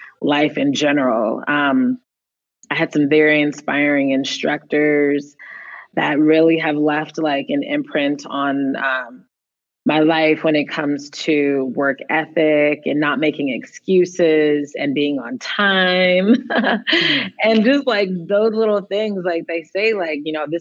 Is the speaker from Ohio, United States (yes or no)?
no; Berkeley, California, United States; So I am born and raised in the Bay Area, born in Berkeley, and my parents raised me really Berkeley hippie